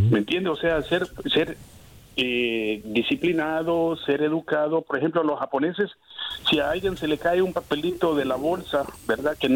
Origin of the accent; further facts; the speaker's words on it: San Salvador, El Salvador; yo, soy salvadoreño, sí. de San Salvador